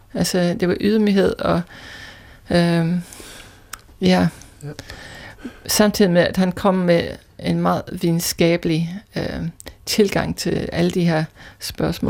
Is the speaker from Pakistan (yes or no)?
no; Scotland, United Kingdom; Danish is a second language; moved away as an adult; also born or lived in London; now in Denmark; Ikke oprindeligt, øh, jeg er skotte